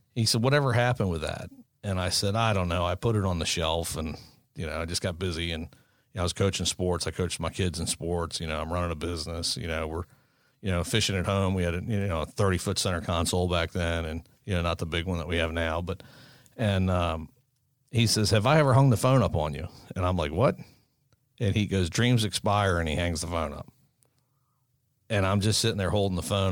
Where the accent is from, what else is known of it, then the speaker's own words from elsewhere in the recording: Maryland, United States; we're from Maryland.